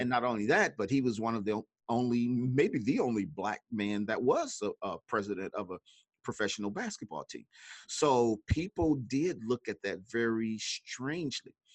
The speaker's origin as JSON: {"language": "English", "region": "Mississippi", "country": "United States", "tie": "born or raised there", "moved": "yes", "lives_now": "Chicago, United States", "said": "I was actually born in Mississippi, that great state with the, uh, a bunch of S's"}